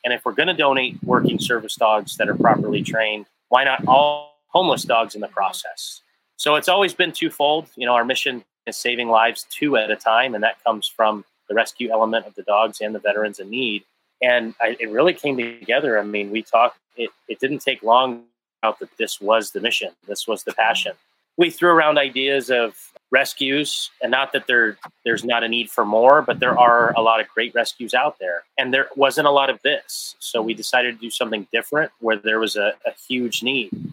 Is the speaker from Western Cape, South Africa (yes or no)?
no; Johannesburg, Gauteng, South Africa; also born or lived in Canada; now in United States; I was born in Johannesburg, South Africa, moved to Canada, and finally became a citizen of the US.